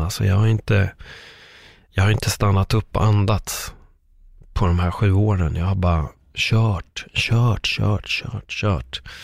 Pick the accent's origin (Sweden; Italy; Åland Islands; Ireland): Sweden; mig som svensk